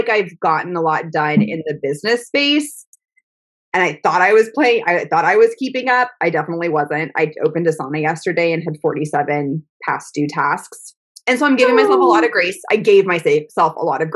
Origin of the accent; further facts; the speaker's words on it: Texas, United States; It has been a heavy week being a Texan this week